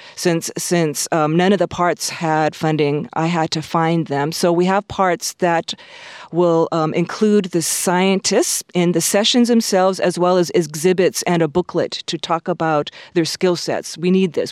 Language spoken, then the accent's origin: English; Honolulu, Hawaii, United States; also born or lived in Southern California; now in Latvia; I was born in Honolulu